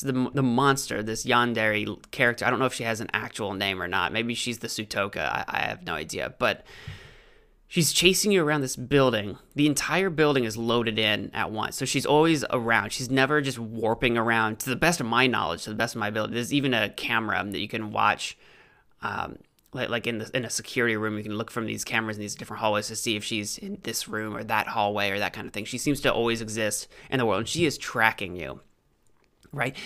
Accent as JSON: {"language": "English", "country": "United States", "said": "I'm an American"}